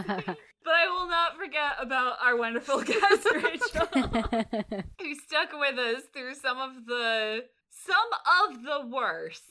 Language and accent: English; East Chicago, Indiana, United States; My family's from northern Indiana, so we can't help it. We're not from Gary, but we're from East Chicago